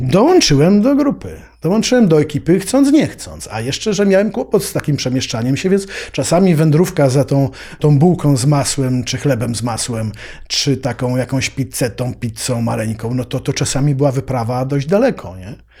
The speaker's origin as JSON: {"language": "Polish", "town": "Kraków", "region": "Lesser Poland", "country": "Poland", "tie": "born or raised there", "also_born_or_lived": "Havana", "said": "ja się wychowałem w takim solarze w Krakowie"}